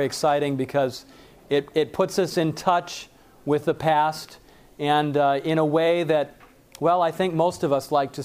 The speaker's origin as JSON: {"language": "English", "area": "Lake Michigan", "region": "Midwest", "country": "United States", "tie": "born or raised there", "said": "I grew up on Lake Michigan"}